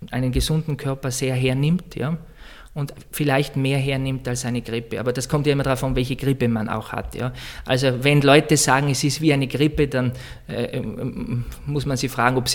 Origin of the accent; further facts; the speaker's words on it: Heinfels, Tyrol, Austria; also born or lived in Vienna; now in Salzburg, Austria; Ich komme aus, aus Osttirol, aus Heinfels. Das ist der Nachbarort von Silian. Ja, also ich bin Tiroler.